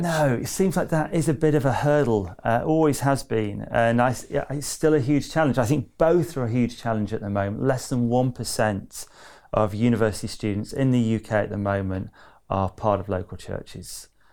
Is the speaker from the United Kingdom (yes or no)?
yes; near Manchester, North West England, United Kingdom; also born or lived in Loughborough; I grew up near Manchester